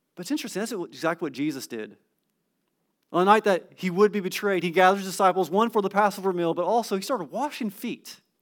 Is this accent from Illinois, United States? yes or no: no; California, United States; moved away; I'm from California.